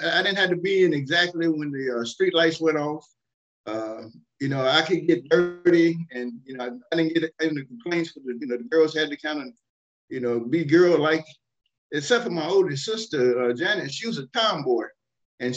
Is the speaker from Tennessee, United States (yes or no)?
yes; Nashville, Tennessee, United States; moved away as an adult; now in Kentucky, United States; I was born in Nashville, Tennessee. And that was my hometown